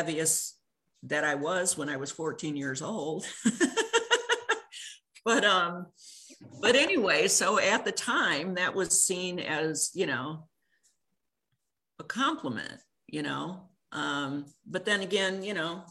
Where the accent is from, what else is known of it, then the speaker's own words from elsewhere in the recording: Illinois, United States; moved away as an adult; also born or lived in California; I grew up in Illinois, by the way, going back home for a visit